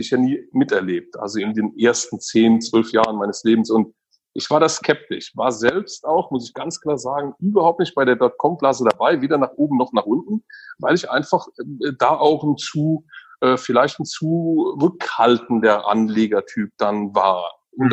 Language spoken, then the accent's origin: German; Germany; also born or lived in Eifel; ich habe eine sehr ähm, behütete und schöne Kindheit an der Mosel äh, äh, erlebt